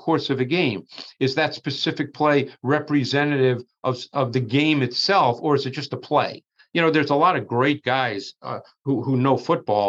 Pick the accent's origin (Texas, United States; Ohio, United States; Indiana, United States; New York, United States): New York, United States; New York City; I grew up in Queens in New York